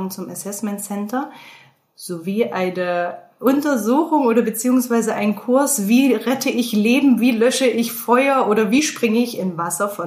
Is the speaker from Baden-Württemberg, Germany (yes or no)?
no; Thuringia, Germany; wie ihr jetzt schon mitbekommen habt. Gebürtig komme ich aus Thüringen, ein sehr kleiner Ort mit gerade mal 30.000 Einwohnern.